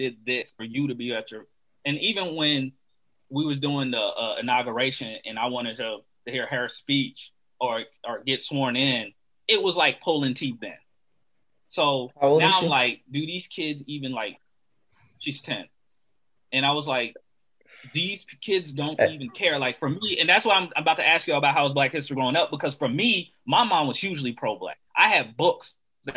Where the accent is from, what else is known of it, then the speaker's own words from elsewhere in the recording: DeKalb, Georgia, United States; me growing up in DeKalb